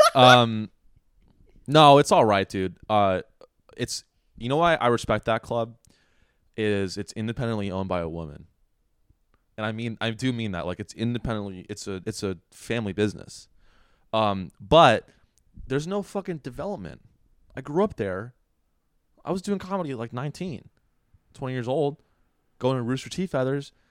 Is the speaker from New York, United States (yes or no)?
no; Sunnyvale, California, United States; I'm from Sunnyvale